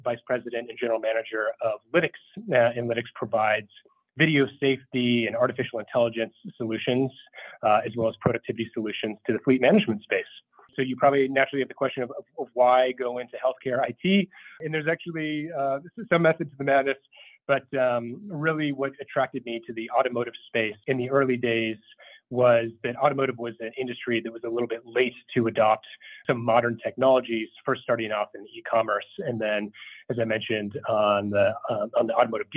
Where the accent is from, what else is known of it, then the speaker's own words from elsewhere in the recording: Minnesota, United States; moved away; also born or lived in Langley, Virginia; I'm originally from Minnesota